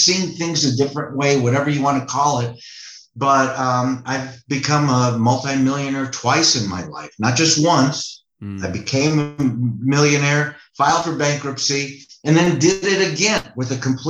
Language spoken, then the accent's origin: English; Chicago, Illinois, United States; growing up in Chicago, you know, modest family, loving parents.